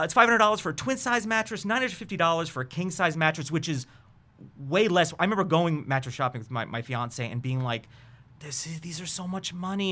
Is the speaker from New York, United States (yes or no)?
yes; New York, United States; I'm from New York